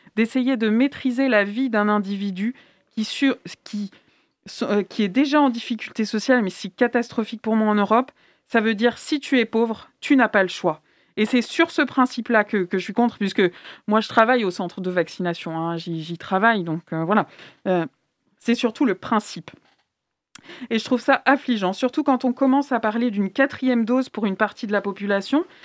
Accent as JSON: {"language": "French", "country": "France", "also_born_or_lived": "Nantes", "said": "chez nous en France"}